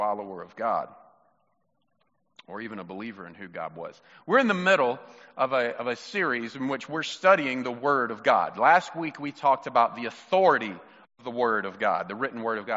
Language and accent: English; Mississippi, United States; You're my brother, and we're from Mississippi